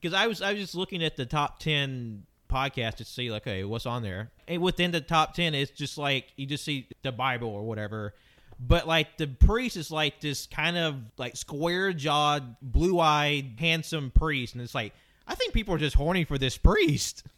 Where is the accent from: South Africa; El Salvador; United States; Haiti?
United States; the South; I grew up in the South